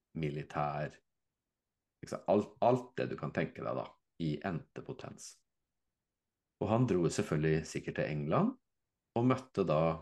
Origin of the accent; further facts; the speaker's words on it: Fredrikstad, Østfold, Norway; jeg er fra Fredrikstad